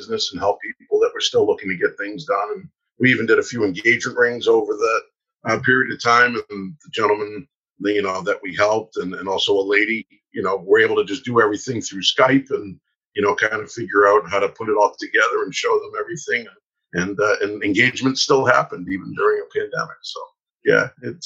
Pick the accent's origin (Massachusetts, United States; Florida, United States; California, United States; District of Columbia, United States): Massachusetts, United States; Newburyport; I grew up on the North Shore up in Newburyport